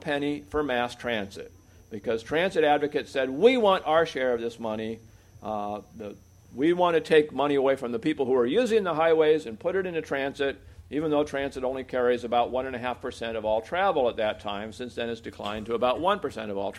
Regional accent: Oregon, United States; my home state of Oregon

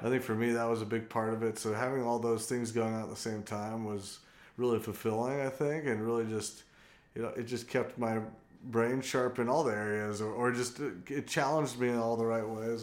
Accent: San Diego, California, United States; now in Athens, United States; I'm originally from San Diego, California

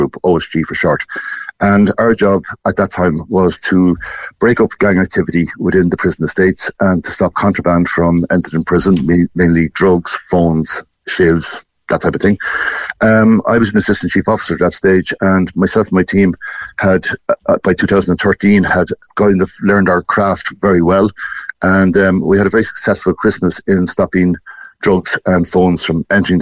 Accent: Portlaoise, Leinster, Ireland; I grew up in Portlaoise, literally 400 metres up from the Portlaoise prison

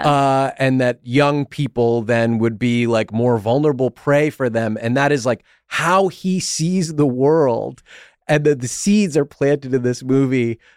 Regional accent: New England, United States; I grew up in New England

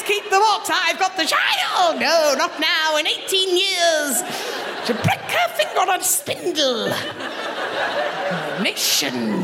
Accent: Kent, South East England, United Kingdom; moved away as an adult; now in Glasgow, United Kingdom; I am from Kent, the worst part of England.

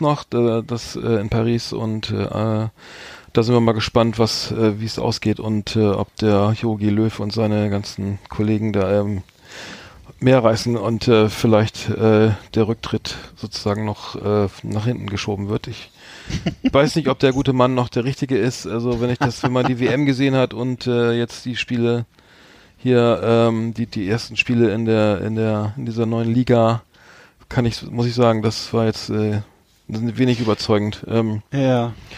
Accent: Bremen, Germany; ich als Bremer bin natürlich Werder Bremen-Fan

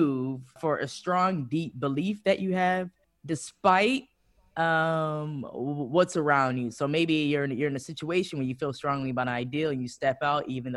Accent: Detroit, Michigan, United States; now in Amsterdam, Netherlands; I'm from Detroit. It's my hometown.

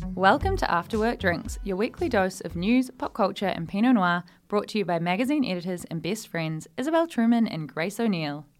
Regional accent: Australia; moved away as an adult; now in United Kingdom; we sort of miss out on in Australia

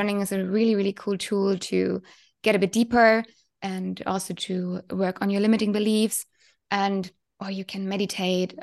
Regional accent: Germany; from Germany

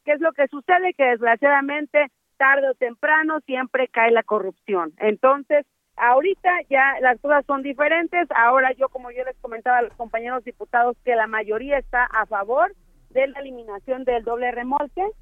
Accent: Mexico; Quienes perdemos somos los mexicanos

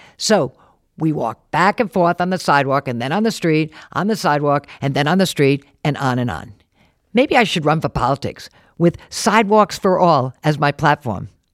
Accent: Warwick, Rhode Island, United States; born or raised there; also born or lived in New York City

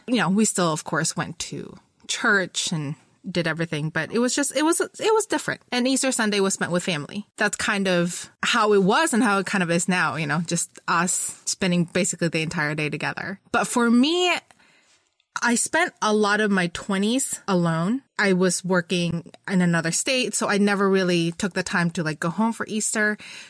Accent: Philippines; also born or lived in Florida; now in United States; But growing up in the Philippines, Holy Week was a really big deal, right?

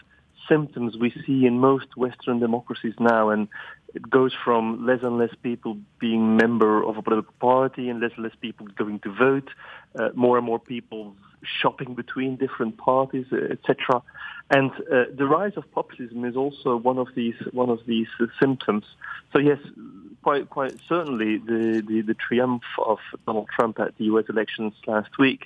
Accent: Flemish countryside, Flanders, Belgium; I grew up on the Flemish countryside

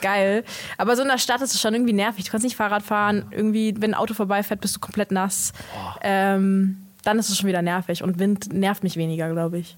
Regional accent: North Macedonia; now in Germany; ich komme aus Mazedonien

